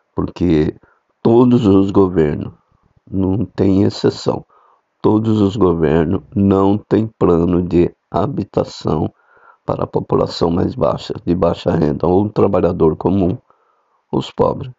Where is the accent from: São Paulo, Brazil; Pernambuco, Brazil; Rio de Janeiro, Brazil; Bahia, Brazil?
São Paulo, Brazil; a cidade de São Paulo, foi onde eu nasci